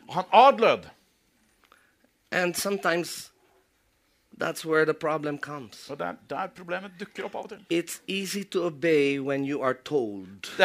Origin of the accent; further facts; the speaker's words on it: Philippines; Og jeg lar ikke det at jeg er filippiner, få lov til å forme meg og danne og begrense meg.